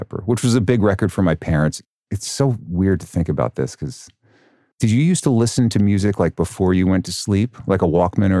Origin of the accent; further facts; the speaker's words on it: Hopewell Junction, New York, United States; Hopewell Junction, New York, which is a wonderful town of cul-de-sacs and Dunkin' Donuts. It's in the Hudson Valley. It's about a half hour outside of Poughkeepsie.